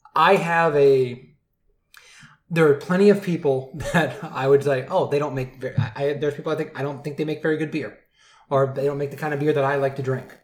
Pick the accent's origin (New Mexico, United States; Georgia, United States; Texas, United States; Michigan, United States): Michigan, United States; I'm from Michigan